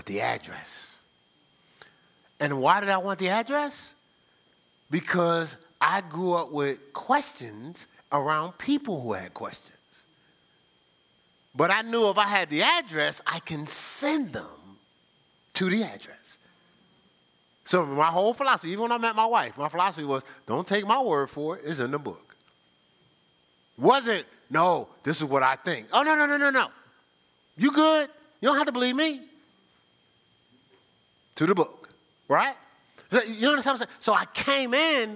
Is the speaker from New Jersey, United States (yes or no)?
yes; New Jersey, United States; moved away as an adult; also born or lived in Ohio; I'm like from Jersey